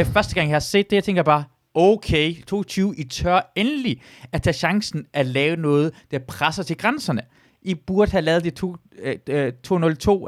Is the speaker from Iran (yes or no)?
yes; Iran; now in Denmark; jeg er fra Iran af